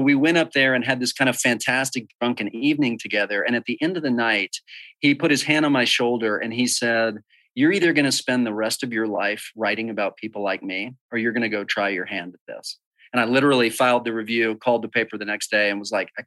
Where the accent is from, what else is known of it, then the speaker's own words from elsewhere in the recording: Dallas, Texas, United States; I grew up in Dallas, Texas